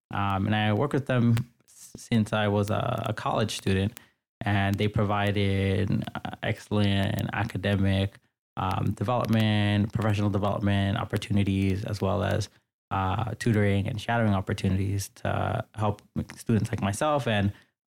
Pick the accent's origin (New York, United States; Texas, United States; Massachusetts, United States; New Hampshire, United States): New York, United States; New York City; So I grew up in New York City, mostly in the Bronx and in Queens. And I grew up in a predominantly immigrant household. My family immigrated here from the Dominican Republic in the 1980s.